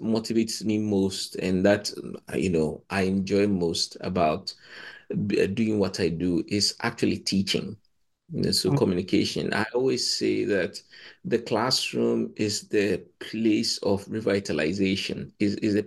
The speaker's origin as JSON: {"language": "English", "country": "Ghana", "also_born_or_lived": "Cambridge", "moved": "as an adult", "said": "I come from Ghana"}